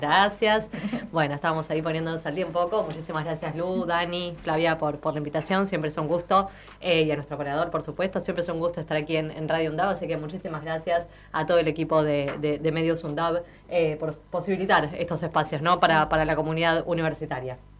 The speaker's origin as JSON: {"language": "Spanish", "country": "Argentina", "said": "soy argentina"}